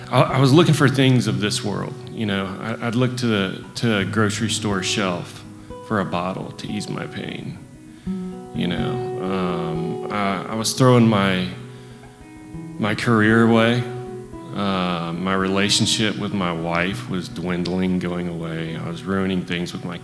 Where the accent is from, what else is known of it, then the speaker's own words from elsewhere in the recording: Northwest Ohio, United States; moved away; also born or lived in Aberdeen, North Carolina; I'm from Aberdeen, North Carolina. My whole life, I've been surrounded by alcoholics. I grew up in Northwest Ohio